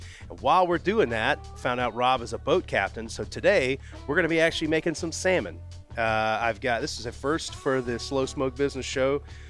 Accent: Pensacola, Florida, United States; Pensacola. That's my hometown.

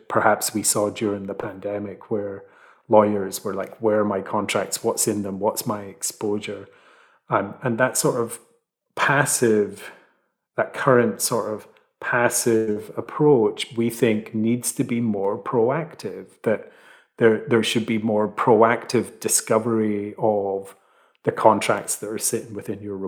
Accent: Fife, Scotland, United Kingdom; now in London, United Kingdom; where I grew up in Fife.

